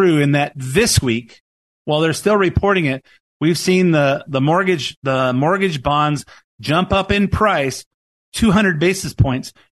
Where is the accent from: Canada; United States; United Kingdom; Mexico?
United States; Lakewood, California; I grew up in Lakewood, in the Long Beach area, LA County